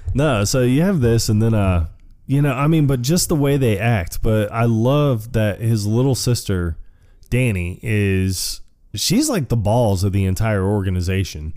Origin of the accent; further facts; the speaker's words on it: Tampa, Florida, United States; moved away; I was born and raised in Tampa, Florida